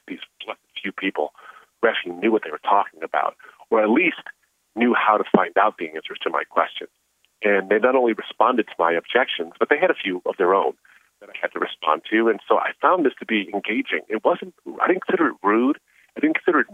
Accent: Michigan, United States; growing up in the area I grew up in Michigan

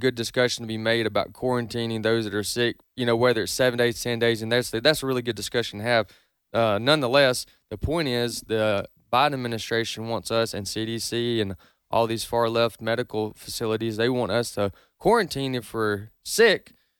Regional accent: United States; born there; I'm not an American because I'm white. I'm an American because I was born in America.

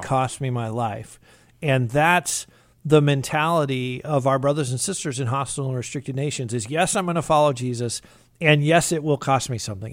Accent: United States; we as American Christians

